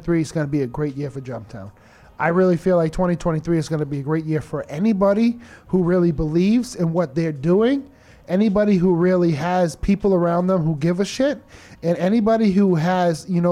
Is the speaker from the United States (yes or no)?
yes; Lowell, Massachusetts, United States; me growing up in Lowell